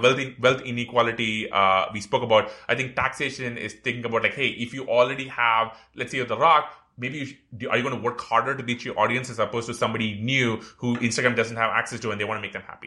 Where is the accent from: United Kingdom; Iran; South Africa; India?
India; moved away; when I grew up in India